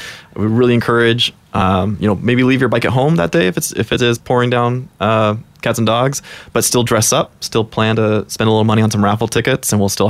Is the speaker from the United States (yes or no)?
yes; Chicago, Illinois, United States; now in Portland, United States; I moved to Portland about 10, 11 years ago and was just looking for, I came from Chicago, which wasn't really a great place to ride around or ride with groups.